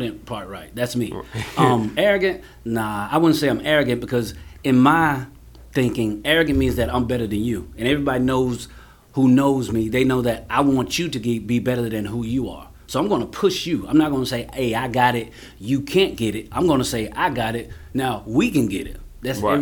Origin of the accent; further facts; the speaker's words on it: Kelton, South Carolina, United States; also born or lived in Union, South Carolina / Jonesville, South Carolina; I'm from Kelton by way of Union. Kelton raised me.